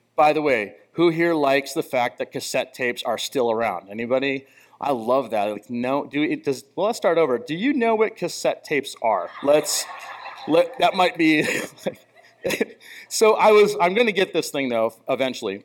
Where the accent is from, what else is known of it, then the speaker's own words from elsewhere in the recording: United States; I'm really appreciative of being an American and being born in our country